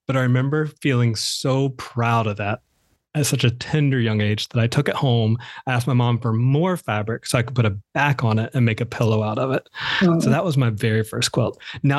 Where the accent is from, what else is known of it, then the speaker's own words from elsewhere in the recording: the South, United States; I am from the South. I am my mother's oldest son, her number one